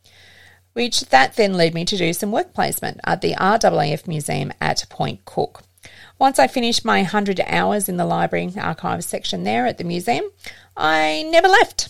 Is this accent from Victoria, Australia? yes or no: yes; Geelong, Victoria, Australia; I grew up in the Geelong area